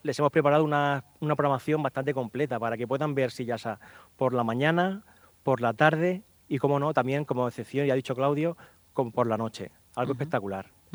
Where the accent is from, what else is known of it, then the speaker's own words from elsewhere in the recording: Cieza, Region of Murcia, Spain; en Cieza, que es mi pueblo